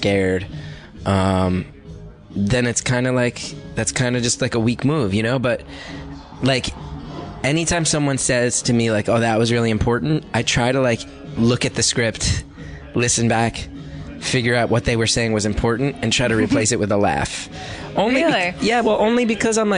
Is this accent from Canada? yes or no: no; New York, United States; New York, I'm from New York in particular